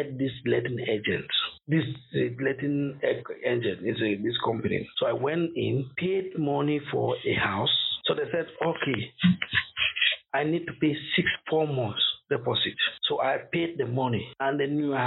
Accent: Cameroon; moved away as an adult; now in Coventry, United Kingdom; I'm originally from Cameroon

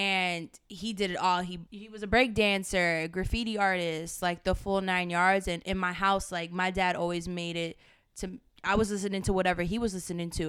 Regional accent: Miami, Florida, United States; moved away as an adult; now in New York City, United States; I'm originally from Miami, Florida. I moved to New York City this just past May

